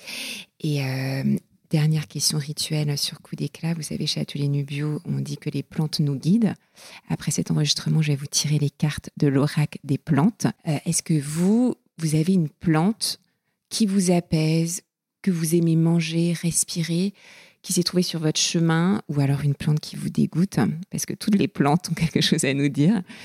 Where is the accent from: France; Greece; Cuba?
France; southern Finistère, Brittany; j'ai grandi dans le Finistère Sud, près de, la, mer, dans un port de pêche